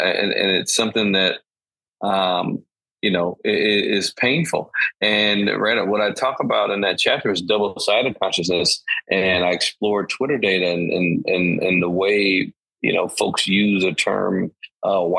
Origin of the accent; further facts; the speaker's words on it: Chicago, Illinois, United States; moved away as an adult; also born or lived in Boston; now in New York, United States; I'm born and raised in Chicago